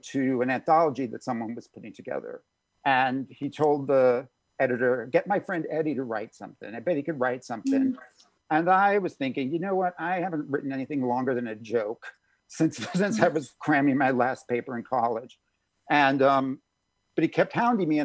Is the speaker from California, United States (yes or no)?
no; New York City suburbs, United States; I was born in New York City, grew up in the suburbs